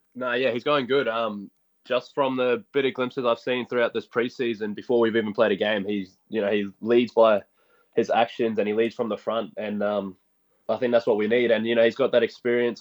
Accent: Gold Coast, Queensland, Australia; also born or lived in Logan; I was raised in Ashmore, but I went to school at Palm Beach

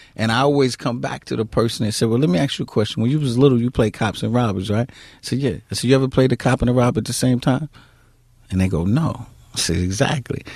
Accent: New York City, New York, United States; The queens that I grew up in, I grew up in Queens.

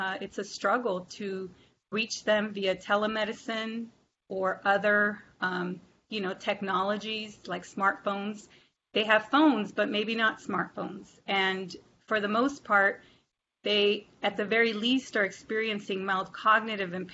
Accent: Arizona, United States; moved away as an adult; now in Pennsylvania, United States; in Arizona, my home state

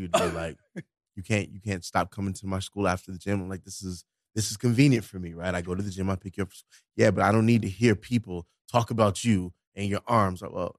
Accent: Florida, United States; Let me catch you outside and I grew up in Florida.

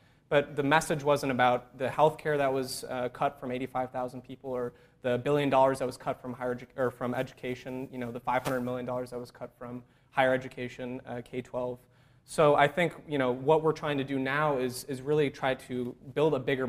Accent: Lodi, Wisconsin, United States; also born or lived in Madison, Wisconsin; I grew up in Lodi, Wisconsin, which is very close to Madison, and ended up going to school in Madison.

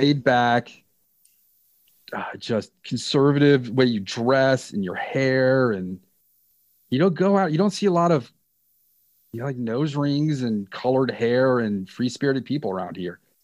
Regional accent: Reston, Virginia, United States; in Northern Virginia, where I grew up in Reston

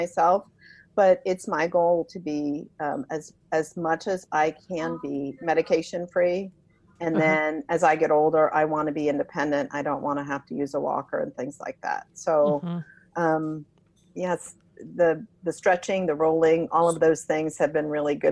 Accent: New Jersey, United States; the town I grew up in New Jersey

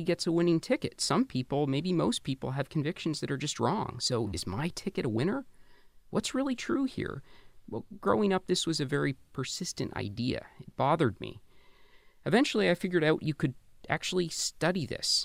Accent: Canada; I grew up in Canada in the 80s and 90s

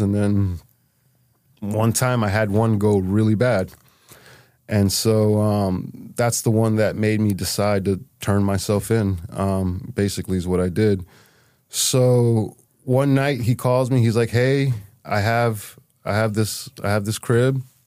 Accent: Miami, Florida, United States; moved away as an adult; now in Holyoke, United States; I'm from Miami and I'm able to stay in Miami

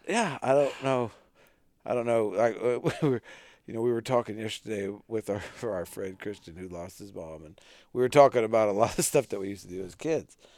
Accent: North Dakota, United States; growing up in North Dakota

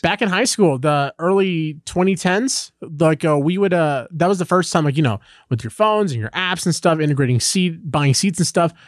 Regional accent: Los Angeles, California, United States; growing up in Los Angeles

